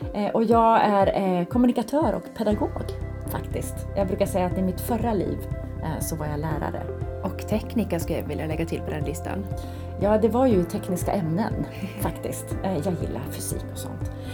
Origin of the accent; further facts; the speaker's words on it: Skellefteå, Västerbotten County, Sweden; now in Stockholm, Sweden; hemma i Skellefteå